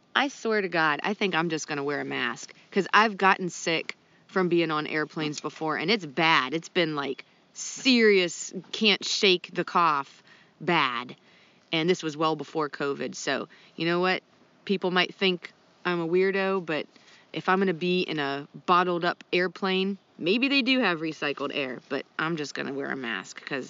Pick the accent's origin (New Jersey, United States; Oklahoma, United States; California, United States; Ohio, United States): Ohio, United States; now in North Carolina, United States; I went to Ohio and visiting family there, and their public library's open in my hometown.